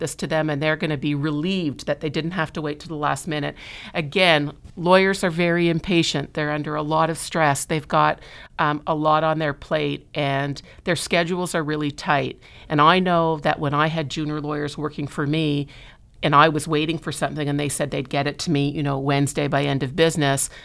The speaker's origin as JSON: {"language": "English", "town": "Montreal", "region": "Quebec", "country": "Canada", "moved": "yes", "lives_now": "Toronto, Canada", "said": "I'm originally from Montreal, so I moved to Toronto, oh God, I can't believe how long ago it is now, nineteen ninety-one"}